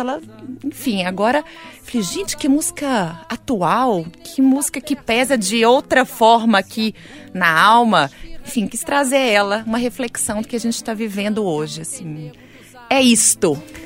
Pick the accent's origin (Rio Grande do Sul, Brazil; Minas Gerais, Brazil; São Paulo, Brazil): Minas Gerais, Brazil; Belo Horizonte; Nascida e criada em Belo Horizonte